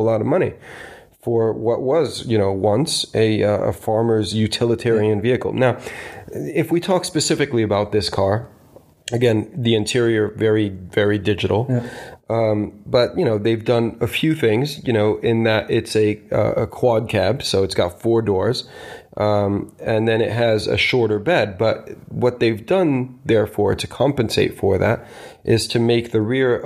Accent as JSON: {"language": "English", "country": "United States", "tie": "born or raised there", "said": "when I was growing up in the States"}